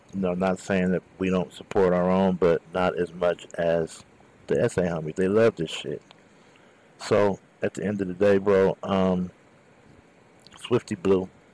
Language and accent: English; Southern California, United States; I'm from Southern California